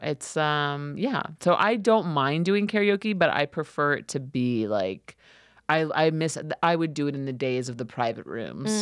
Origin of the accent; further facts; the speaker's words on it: New York City, New York, United States; as a teenager, growing up in Queens, in New York City